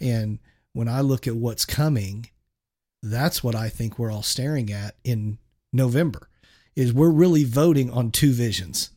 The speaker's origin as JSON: {"language": "English", "town": "Shawnee", "region": "Oklahoma", "country": "United States", "tie": "born or raised there", "also_born_or_lived": "San Francisco Bay Area, California", "said": "we moved from the San Francisco area to Shawnee, Oklahoma"}